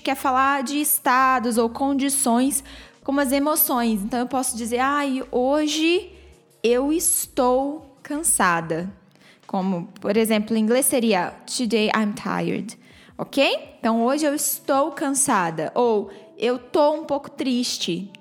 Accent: Brazil; accent: Brazilian; eu tenho um sotaque brasileiro que está preso à minha, à, à minha fala em inglês

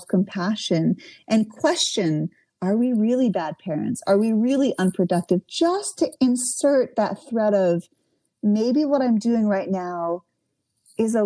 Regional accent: Canada; now in United States; I'm from Canada originally. All my family's in Canada

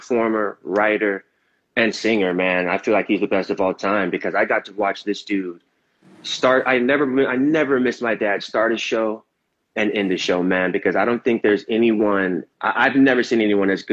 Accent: Raleigh, North Carolina, United States; moved away; also born or lived in Torrance; fly back home to my hometown in Raleigh

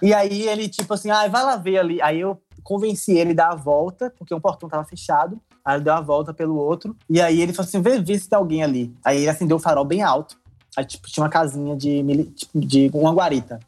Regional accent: Brazil; graças a Deus sou brasileiro.

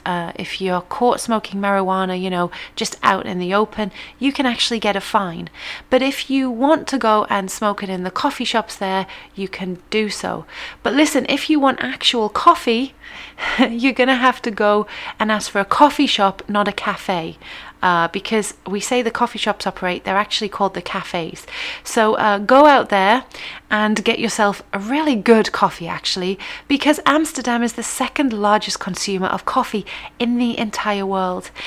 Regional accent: England, United Kingdom; as English people

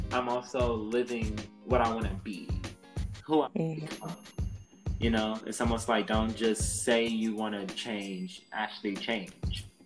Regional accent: Texas, United States

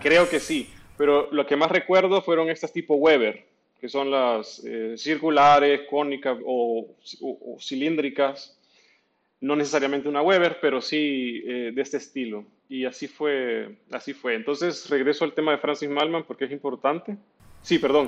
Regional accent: El Salvador; also born or lived in Argentina; nosotros como centroamericanos, sobre todo salvadoreños

